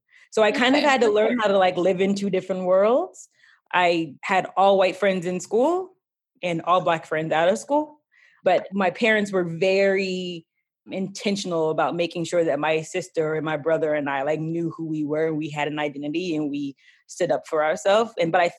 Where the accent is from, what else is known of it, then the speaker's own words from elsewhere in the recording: Denver, Colorado, United States; I grew up in Denver, Colorado. Colorado is not an extremely diverse state, mostly Caucasian. But I happened to grow up in a neighborhood that was, I felt, pretty diverse